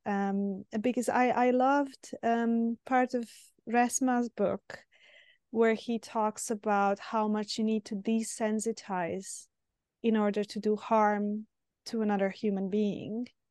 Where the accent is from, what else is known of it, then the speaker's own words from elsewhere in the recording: Serbia; moved away; I'm originally from Serbia